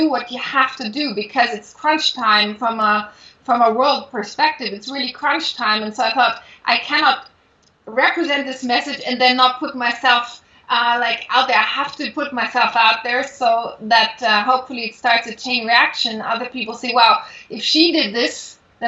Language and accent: English; Munich, Bavaria, Germany; moved away as an adult; also born or lived in Paris; I grew up in Munich